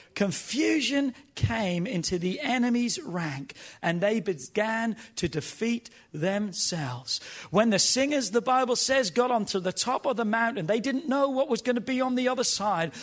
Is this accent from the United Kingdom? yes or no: yes; England, United Kingdom; now in United States; as a young boy growing up in England